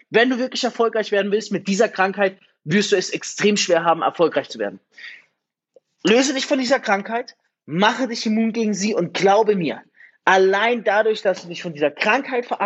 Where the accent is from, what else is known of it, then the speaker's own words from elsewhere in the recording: Germany; moved away; wenn ich an meine Heimat denke, eigentlich meine Heimat, an Deutschland denke und mir denke, ich habe schon gar keine Lust zurückzugehen